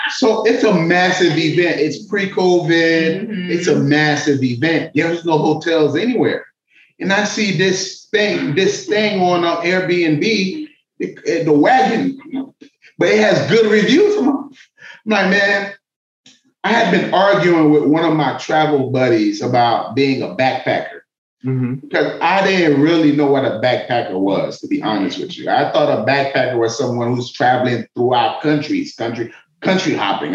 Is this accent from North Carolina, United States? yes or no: no; Miami, Florida, United States; moved away as an adult; also born or lived in Atlanta; I moved back to Miami from Atlanta. I'm from Miami.